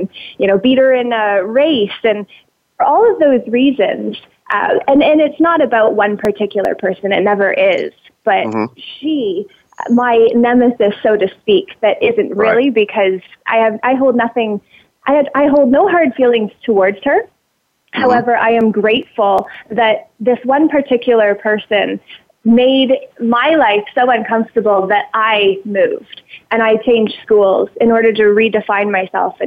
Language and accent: English; Ontario, Canada; I grew up in Ontario on a tobacco farm and living next door to my grandparents